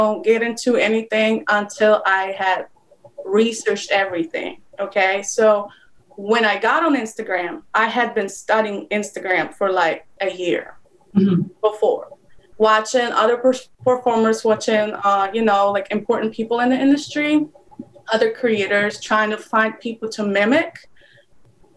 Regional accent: Poland; English is a second language; moved away as an adult; now in United States; I'm originally from Poland. I moved to the United States like 3 years ago

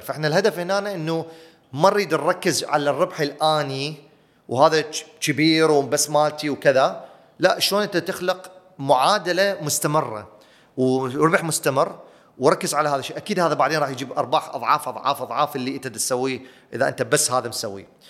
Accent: Iraq; أنا عراقي

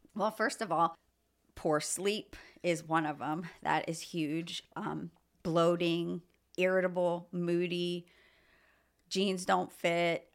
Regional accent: Lebanon, Pennsylvania, United States; also born or lived in Philadelphia / Phoenixville / Ohio; I grew up in Pennsylvania my whole life, basically Mount Gretna, Lebanon.

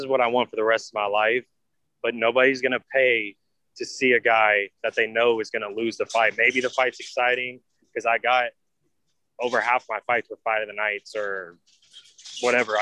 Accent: Danville, Illinois, United States; moved away as an adult; also born or lived in St. Petersburg, Florida; now in Tampa, United States; I'm originally from Danville, Illinois.

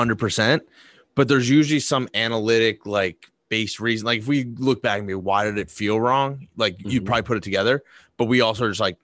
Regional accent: Boston, Massachusetts, United States; I grew up in Boston.

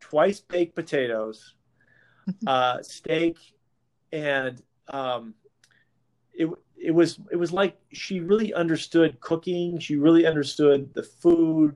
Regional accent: West Coast, United States; moved away as an adult; now in Chicago, United States; I was from the West Coast.

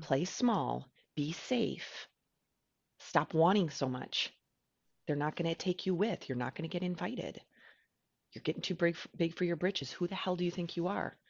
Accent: United States; I'm an American

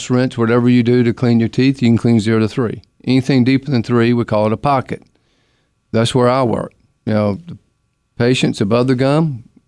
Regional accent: Durham, North Carolina, United States; I'm from Durham. I use toothpicks, but you got to put it in the handle, you know

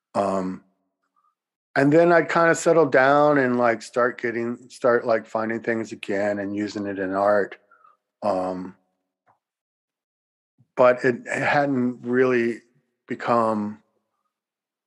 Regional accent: Louisiana, United States; moved away as an adult; where I grew up in Louisiana

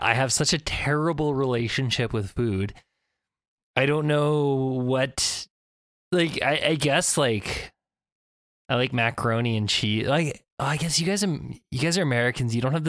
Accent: West Coast Canada, Canada; we're from Canada.

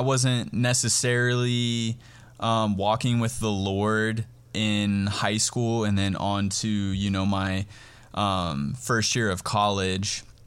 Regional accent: Cheyenne, Wyoming, United States; also born or lived in Wheatland, Wyoming; now in Harrisburg, United States; I'm originally from Cheyenne, Wyoming. Um, I was born and raised there

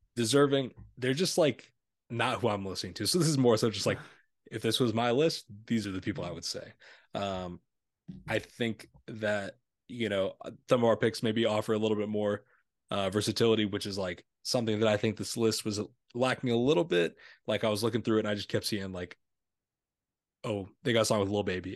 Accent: Illinois, United States; we're from Illinois

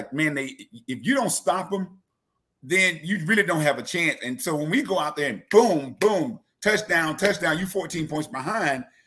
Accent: Birmingham, Alabama, United States; Born and raised in Birmingham

